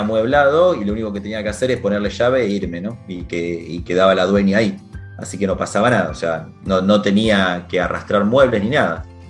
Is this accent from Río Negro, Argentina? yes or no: no; Venado Tuerto, Santa Fe, Argentina; moved away as an adult; also born or lived in Rosario, Argentina / London, United Kingdom / Chile / Brazil; now in Barcelona, Spain; viví mucho tiempo en Rosario, pero nací en Venado Tuerto, entonces como que donde nací viví hasta los 17 años